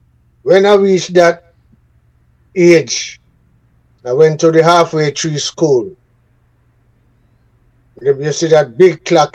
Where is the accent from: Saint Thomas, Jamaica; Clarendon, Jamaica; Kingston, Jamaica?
Kingston, Jamaica; also born or lived in Saint Ann, Jamaica; I was born in the parish of St. Anne's. Lime Tree Garden. That's where my mother and my father come from, you know. And I was born there, but I grew up in Trenchtown. My mother took me to Kingston when I was 5 years old.